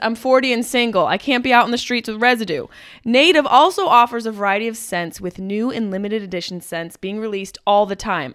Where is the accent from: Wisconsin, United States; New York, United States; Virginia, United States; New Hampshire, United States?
New York, United States; Syracuse; at the Syracuse Funny Bone. We sold out both shows, which is so great to do that in my hometown.